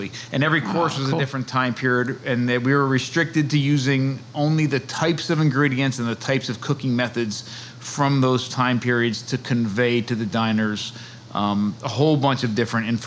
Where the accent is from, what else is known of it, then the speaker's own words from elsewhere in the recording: New Jersey, United States; moved away as an adult; now in Chestertown, Maryland, United States; I'm from New Jersey. My wife and I are both from New Jersey